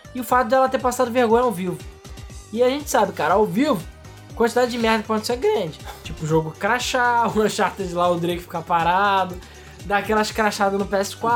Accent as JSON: {"language": "Portuguese", "country": "Brazil", "said": "eu aqui, sendo brasileiro pobre"}